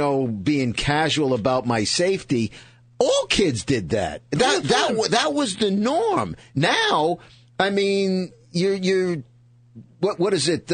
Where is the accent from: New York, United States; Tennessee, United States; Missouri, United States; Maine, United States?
New York, United States; New York City; born or raised there; also born or lived in Bronx